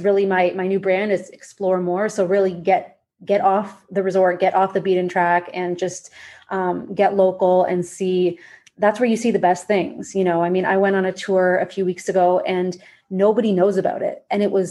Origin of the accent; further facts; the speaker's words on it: Toronto, Ontario, Canada; moved away as an adult; now in Mexico; I'm from Toronto, but like you said, living in Mexico